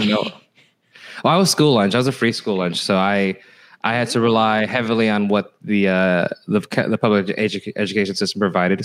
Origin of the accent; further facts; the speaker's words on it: Fresno, California, United States; the elementary school was Fresno, California